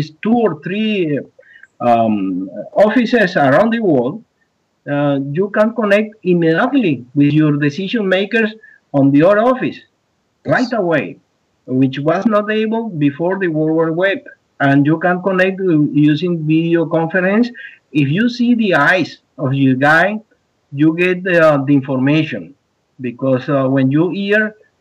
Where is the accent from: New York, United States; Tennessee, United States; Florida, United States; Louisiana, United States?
Florida, United States; South; accent: South Florida English; English is a second language; my English, I would say, is South Florida English